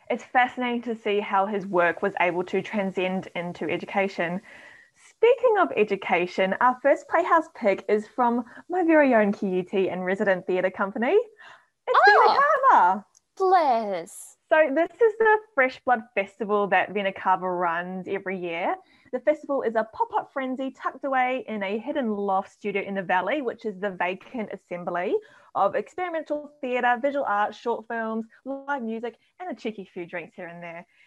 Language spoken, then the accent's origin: English; New Zealand; we lived here for a couple of years, but because I'm from New Zealand.